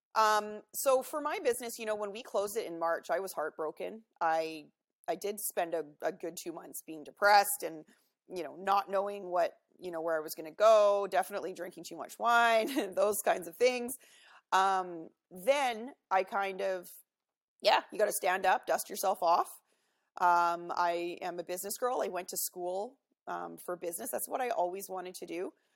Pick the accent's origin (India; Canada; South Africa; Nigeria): Canada; Vancouver, British Columbia; I'm from Vancouver in Canada here, uh, home of the 2010 Olympics. Beautiful city. I'm so excited uh, and grateful that I get to live here. I've lived here my whole life.